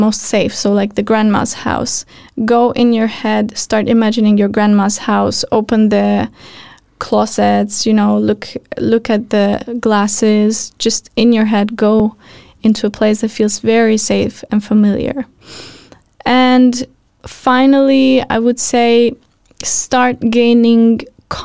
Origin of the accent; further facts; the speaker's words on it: Albania; moved away; I come from Albania